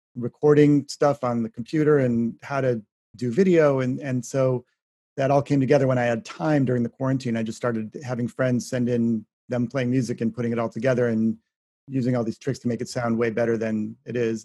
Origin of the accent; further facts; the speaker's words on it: Shaker Heights, Ohio, United States; my home state